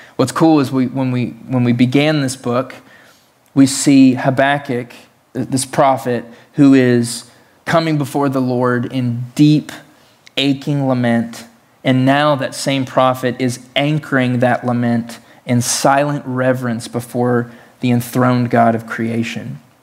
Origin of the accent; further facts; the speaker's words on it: Tennessee, United States; I was raised in Tennessee, the belt buckle of the Bible Belt, in the South